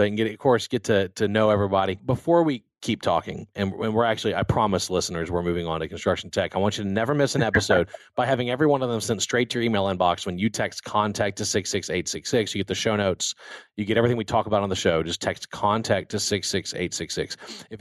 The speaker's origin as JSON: {"language": "English", "town": "Baton Rouge", "region": "Louisiana", "country": "United States", "tie": "born or raised there", "also_born_or_lived": "Texas", "moved": "yes", "said": "I grew up in Louisiana, where we didn't even have an ice rink growing up"}